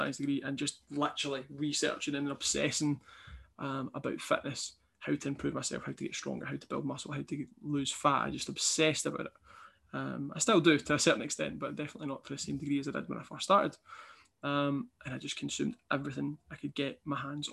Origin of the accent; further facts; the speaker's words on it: Kilmarnock, Scotland, United Kingdom; also born or lived in Dundee; I'd moved away from my hometown Kilmarnock to Dundee for university